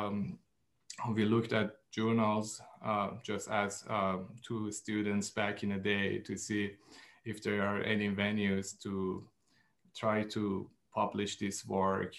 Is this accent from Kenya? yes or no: no; Iran; now in United States; I am from Iran and I moved to the States